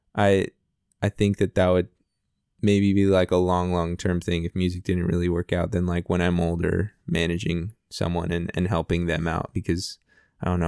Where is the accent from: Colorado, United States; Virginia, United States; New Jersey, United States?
Colorado, United States; Denver; I loved growing up in Denver.